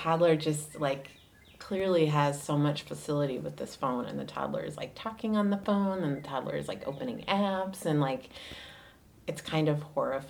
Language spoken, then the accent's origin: English; East Coast, United States; What can I say? I'm from the East Coast.